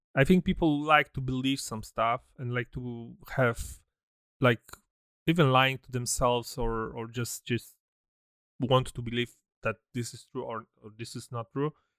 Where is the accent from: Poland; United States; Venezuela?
Poland; me and, and D J, we come from Poland, so I remember some, some, I was born in, born in seventy-nine, So my childhood was in communism